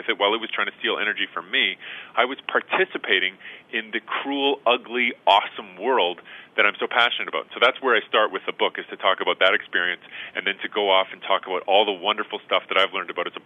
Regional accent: Edmonton, Alberta, Canada; went back home to Edmonton, where I'm from in Canada

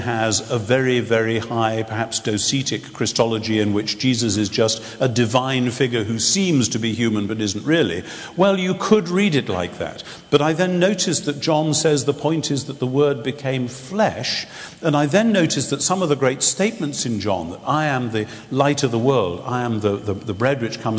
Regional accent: England, United Kingdom; somebody who is an English Anglican

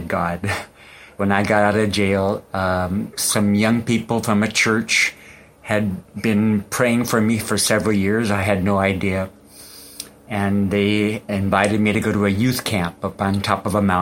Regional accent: United States; moved away as an adult; now in Indonesia; I was born and raised in America

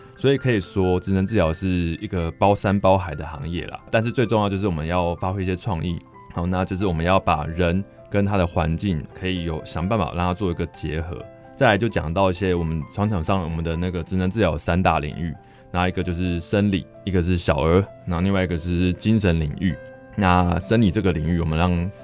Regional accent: Yilan County, Taiwan; 我是自己是在宜兰出生，那我从小是外公外婆把我那个带大

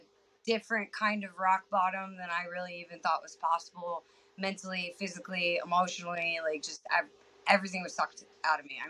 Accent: 30 minutes north of Atlanta, Georgia, United States; moved away as an adult; also born or lived in Tennessee / North Carolina; now in Texas, United States; I pretty much grew up 30 minutes north of Atlanta and spent most of my life there

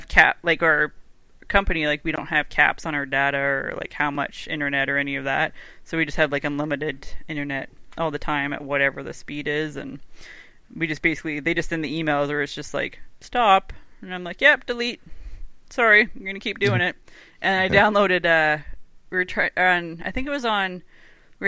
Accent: Canada

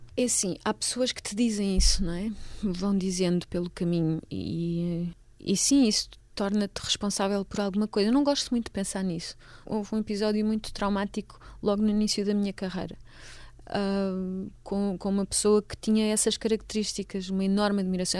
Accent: Almeirim, Santarém District, Portugal; moved away as an adult; also born or lived in Lisbon / Amsterdam; Eu nasci em Almeirim, uh, portanto sou ribatejana

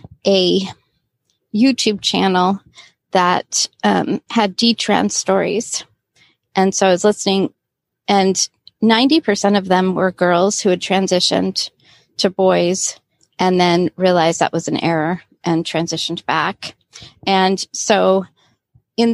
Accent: Southern California, United States; also born or lived in Florida; I grew up in Southern California, but we spent 3 years in Florida when I was a teenager

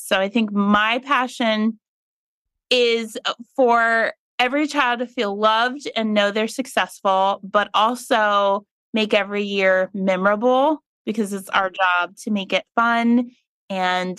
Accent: Meigs County, Ohio, United States; I grew up in Meigs County, which is in history books as the lead growing of marijuana

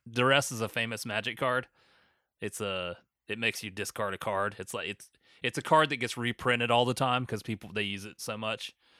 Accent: North Augusta, South Carolina, United States; moved away; in my hometown of North Augusta

